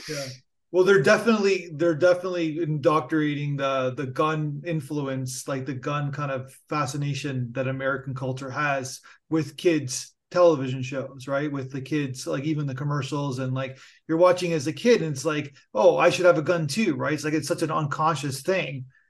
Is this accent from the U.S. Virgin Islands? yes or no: no; Canada; I'm Canadian